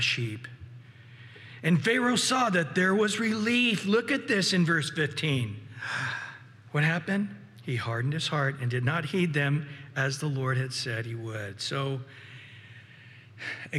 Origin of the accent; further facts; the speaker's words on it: Central Valley, California, United States; I grew up with a lot of frogs in the valley, in the Central Valley where I grew up in California